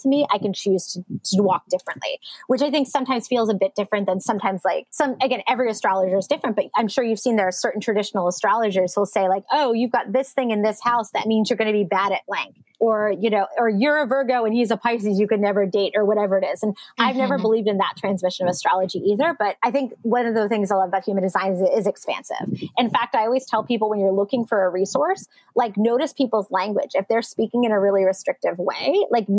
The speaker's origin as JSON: {"language": "English", "region": "East Coast", "country": "United States", "tie": "born or raised there", "also_born_or_lived": "New York City / Seattle / Phoenix / Tucson", "moved": "as an adult", "said": "I grew up on the East Coast"}